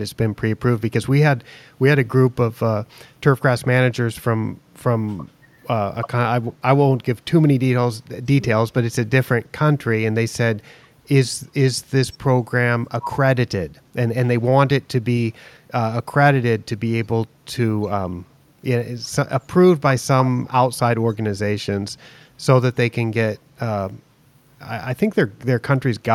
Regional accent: United States; moved away; also born or lived in Asia; me as an American

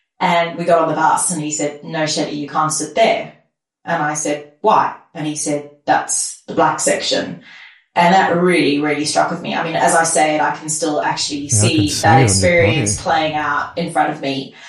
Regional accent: South Africa; I grew up in my dad's restaurant, and my dad came to South Africa as an immigrant and set up his own restaurant.

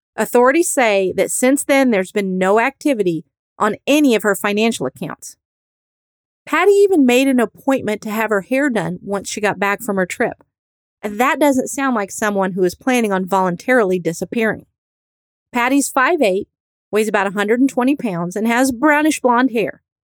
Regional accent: Indiana, United States; I grew up in Indiana

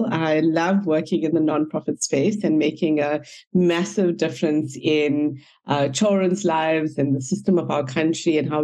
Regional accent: Hilton, KwaZulu-Natal, South Africa; I grew up in a small town called Hilton in near Pietermaritzburg

